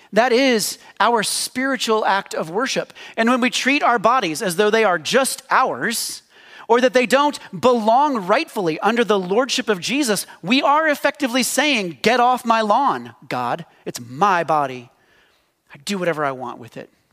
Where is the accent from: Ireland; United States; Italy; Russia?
United States